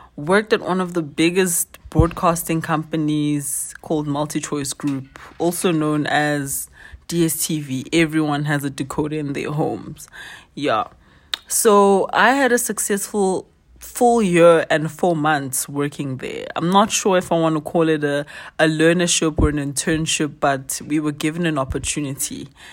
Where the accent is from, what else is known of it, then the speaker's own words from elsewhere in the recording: Soweto, Gauteng, South Africa; originally I'm from Soweto, but currently wandering around